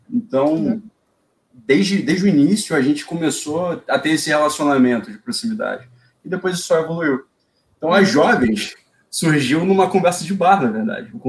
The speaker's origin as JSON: {"language": "Portuguese", "region": "Rio de Janeiro", "country": "Brazil", "said": "Eu sou daqui."}